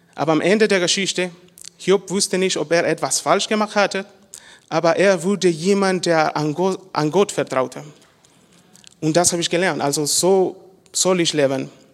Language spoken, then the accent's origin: German; Honduras; German is a second language; moved away; ich komme aus Honduras und ich bin in eine christliche Familie geboren und aufgewachsen